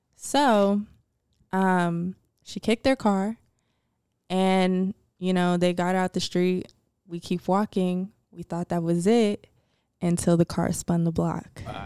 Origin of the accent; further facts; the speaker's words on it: Atlanta, Georgia, United States; I'm from Atlanta.